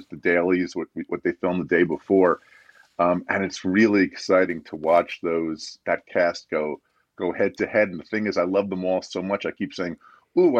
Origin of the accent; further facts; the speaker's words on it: New Jersey, United States; my home state of New Jersey